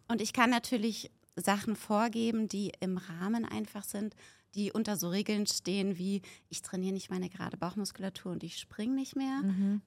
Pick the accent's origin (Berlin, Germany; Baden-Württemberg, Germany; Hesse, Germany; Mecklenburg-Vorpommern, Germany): Berlin, Germany; ich komme aus Berlin